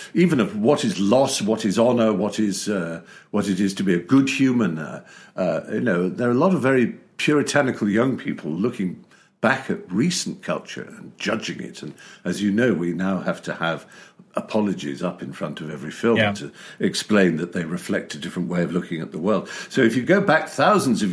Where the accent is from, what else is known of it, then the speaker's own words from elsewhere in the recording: United Kingdom; being British